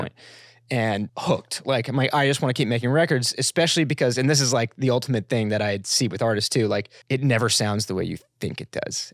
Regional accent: Florida, United States; I grew up in Florida

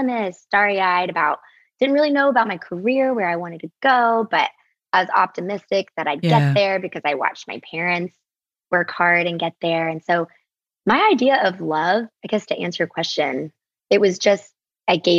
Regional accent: the South, United States; I grew up in the South, but both of my parents are from the North

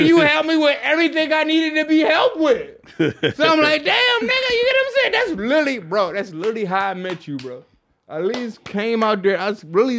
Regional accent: Flint, Michigan, United States; now in Washington, United States; I'm originally from Flint. Oh, shouts out to Flint, man.

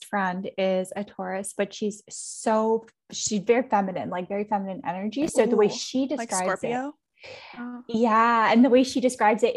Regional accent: Toronto, Ontario, Canada; I'm from Toronto

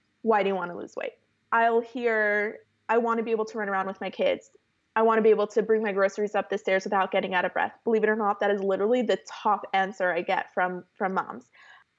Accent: Toronto, Ontario, Canada; moved away as an adult; now in California, United States; born and raised in Toronto, I grew up in a yeshivish community.

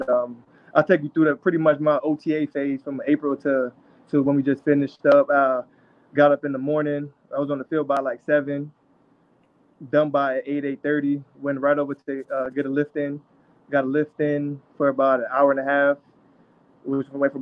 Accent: Elmont, New York, United States; moved away; also born or lived in Pittsburgh; I grew up in Elmont, New York and Long Island

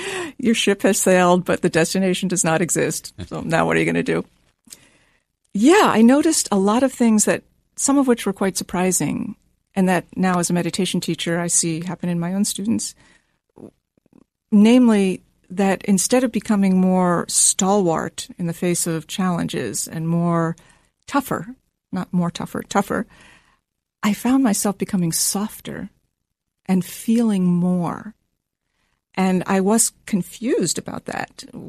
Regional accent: Washington, District of Columbia, United States; Washington, D.C.

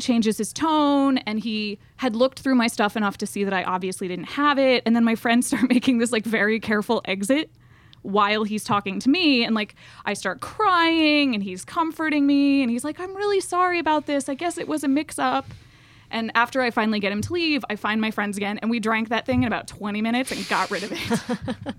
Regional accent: the South, United States; accent: Southern; I'm from the South

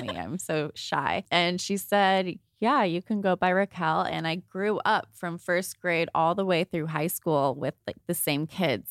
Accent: Thousand Oaks, California, United States; also born or lived in San Pedro, California; I moved from San Pedro to Thousand Oaks in first grade.

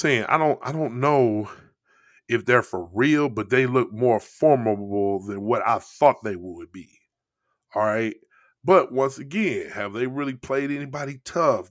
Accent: St. Louis, Missouri, United States; the hometown of Saint Louis, both mine and Henry Jones

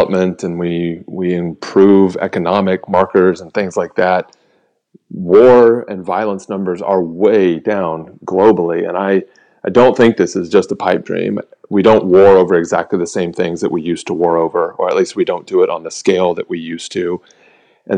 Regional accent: United States; we were just welcomed as Americans

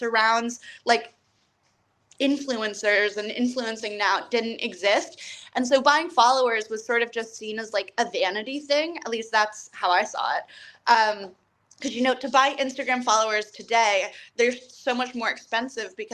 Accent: Falls Church, Virginia, United States; moved away; I grew up in Falls Church, which is like the DC suburbs

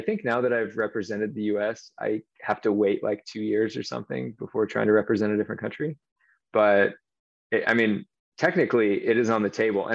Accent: Michigan, United States; also born or lived in Canada; grew up in a small town in Michigan

